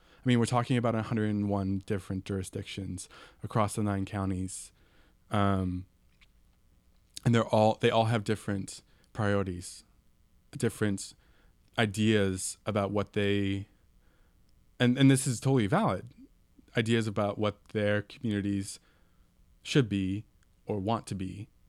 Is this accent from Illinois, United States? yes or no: no; San Mateo, California, United States; also born or lived in East Bay; San Mateo, where I'm from